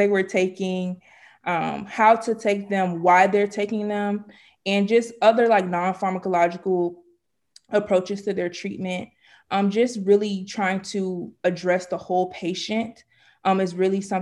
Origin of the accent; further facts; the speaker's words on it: Miami, Florida, United States; I am from Miami, Florida